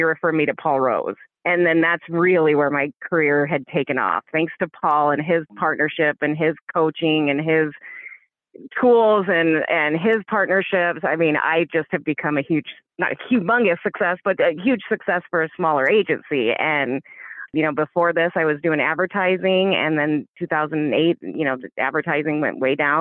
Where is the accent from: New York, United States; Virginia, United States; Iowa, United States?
Iowa, United States; My work ethic comes from growing up in Iowa